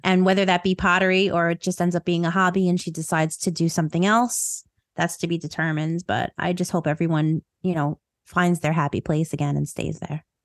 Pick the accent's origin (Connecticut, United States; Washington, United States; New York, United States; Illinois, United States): New York, United States; accent: New York